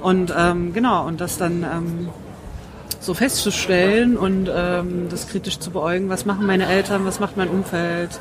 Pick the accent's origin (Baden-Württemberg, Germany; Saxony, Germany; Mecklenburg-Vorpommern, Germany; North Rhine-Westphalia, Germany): Saxony, Germany; Dresden; moved away; aus Dresden, noch schlimmer